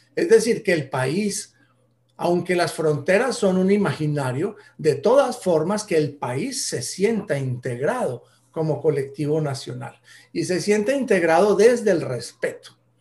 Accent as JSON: {"language": "Spanish", "country": "Colombia", "said": "en Colombia somos tan diferentes de norte"}